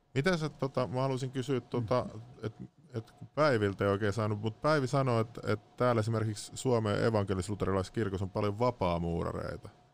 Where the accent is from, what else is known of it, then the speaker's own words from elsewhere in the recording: Lahti, Päijät-Häme, Finland; moved away; mä oon Lahesta